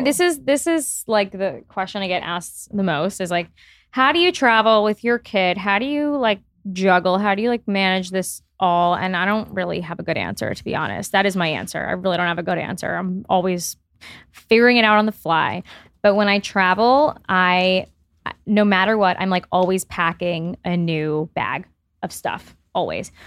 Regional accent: Miami, Florida, United States; I grew up in Miami

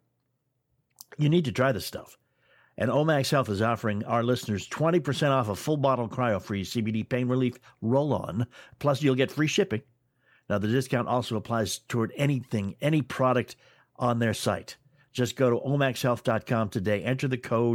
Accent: near Montreal, Quebec, Canada; I grew up in an area quite close to Montreal

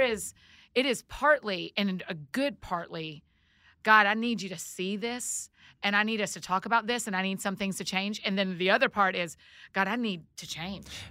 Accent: Georgia, United States; I'm from Georgia

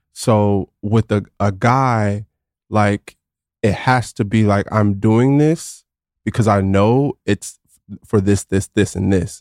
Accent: Garland, Texas, United States; also born or lived in Austin, Texas; from Garland, Texas, not too far from here, right outside of Dallas

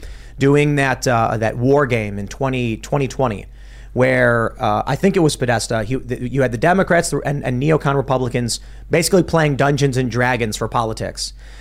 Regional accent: Virginia, United States; And the word United States does too, but I was born in Virginia, so I choose that word.

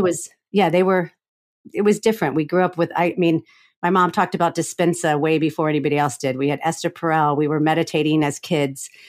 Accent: Florida, United States; I grew up in Florida

